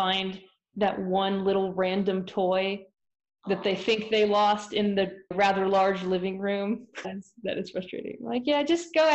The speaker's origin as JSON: {"language": "English", "region": "Florida", "country": "United States", "also_born_or_lived": "Kansas City", "moved": "as an adult", "lives_now": "Utah, United States", "said": "I'm originally from Florida"}